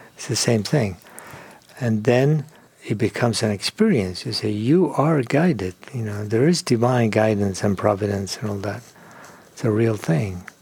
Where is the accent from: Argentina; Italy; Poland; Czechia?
Argentina; moved away as an adult; also born or lived in Europe / England; now in California, United States; I grew up in Argentina